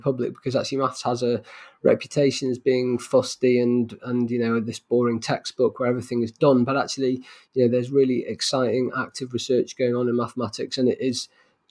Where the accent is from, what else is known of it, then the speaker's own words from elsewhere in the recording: Manchester, North West England, United Kingdom; Manchester, my hometown